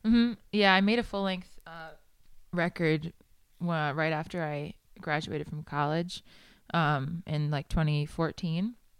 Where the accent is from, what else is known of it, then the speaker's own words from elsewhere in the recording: New York City, New York, United States; moved away as an adult; also born or lived in Manhattan / Huntington, Long Island; now in Nashville, United States; I was born in Manhattan and grew up in, uh, Queens